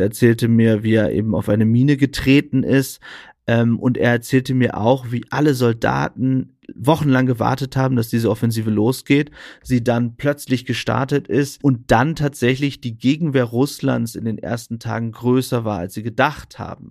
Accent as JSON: {"language": "German", "area": "East Frisia", "region": "Lower Saxony", "country": "Germany", "said": "Ich als Ostfriese, mhm. der immer an einem ostfriesischen Kanal langgefahren ist"}